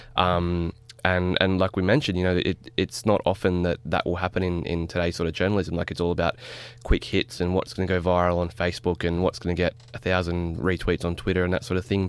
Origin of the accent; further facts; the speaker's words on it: Wollongong, New South Wales, Australia; I'm from Wollongong in the Illawarra